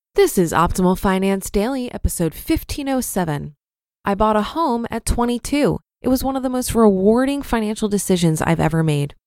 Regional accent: Brooklyn, New York, United States; Growing up in Brooklyn

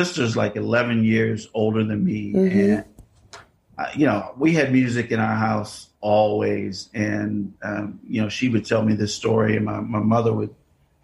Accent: Chicago, Illinois, United States; I am born and raised in Chicago, in the city, south side of Chicago

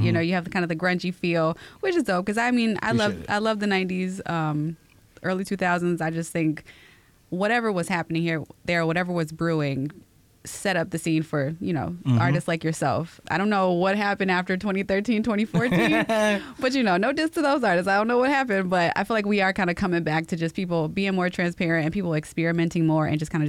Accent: Chicago, Illinois, United States; I am from Chicago and I've lived all over the place.

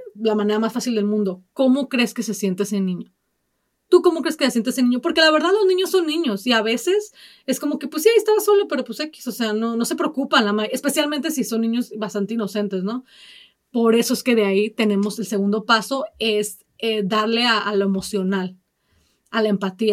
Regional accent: Mexico; now in United States; yo soy de México y prefiero mil veces vivir aquí

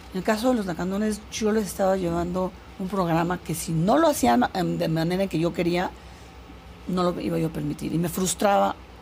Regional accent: Comitán, Chiapas, Mexico; also born or lived in England; Yo nací en Comitán.

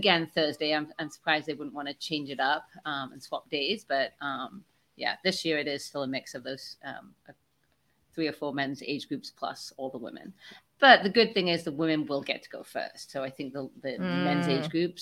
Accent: United Kingdom; I'm British

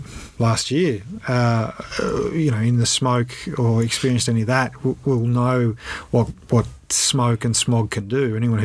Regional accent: Australia; as an Australian.

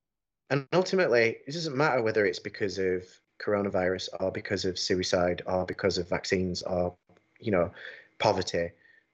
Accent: United Kingdom; I'm a Brit and I love Britain.

